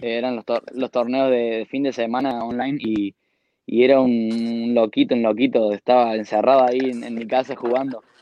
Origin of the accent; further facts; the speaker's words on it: Argentina; Soy el primer argentino